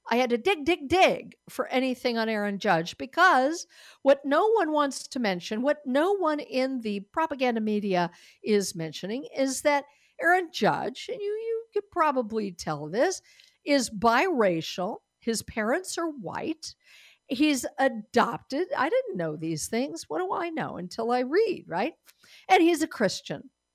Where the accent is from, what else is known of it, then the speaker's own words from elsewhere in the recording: Denver, Colorado, United States; moved away; Denver, Colorado is my home state. Denver, where I was born